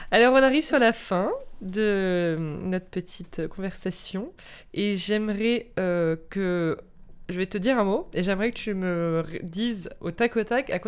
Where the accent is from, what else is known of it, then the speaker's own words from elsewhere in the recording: Paris, Île-de-France, France; also born or lived in Spain; Ouais, je suis née à Paris.